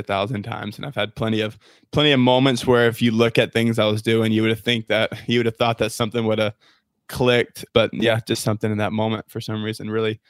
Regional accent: Niceville, Florida, United States; moved away as an adult; now in Auburn, United States; I'm from a little town called Niceville.

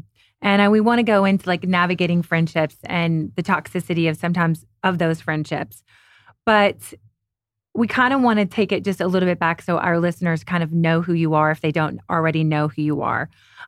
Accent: Kentucky, United States; also born or lived in New York / Europe; I'm originally from Kentucky. I lived in New York, Europe for 7 years, back to New York, back to LA.

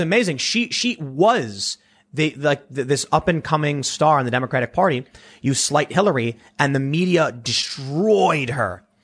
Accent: Chicago, Illinois, United States; growing up in Chicago, we had one like rock radio station that was prominent

